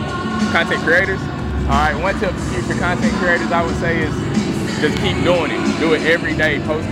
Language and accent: English; Greenville, South Carolina, United States; I'm originally from Greenville, South Carolina.